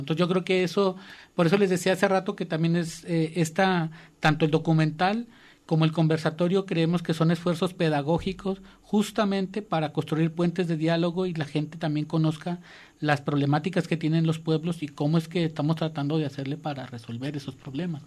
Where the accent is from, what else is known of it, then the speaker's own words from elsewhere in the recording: Mexico; como mexicanos